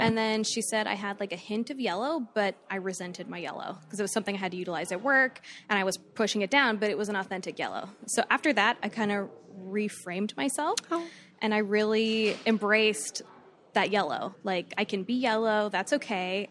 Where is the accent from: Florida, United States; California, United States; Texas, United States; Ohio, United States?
Florida, United States; Fort Myers; I'm from Fort Myers.